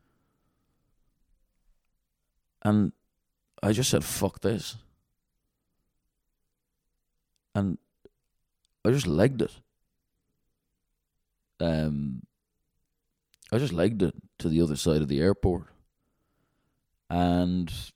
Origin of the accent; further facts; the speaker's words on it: Dublin, Leinster, Ireland; moved away; where I grew up in Dublin